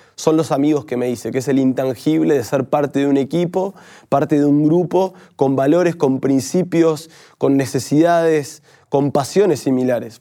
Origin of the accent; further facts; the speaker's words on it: Argentina; nosotros creo que como argentinos primero somos muchas veces pesimistas